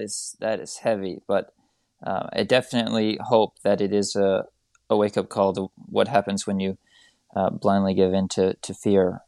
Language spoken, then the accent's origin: English; United States; as an American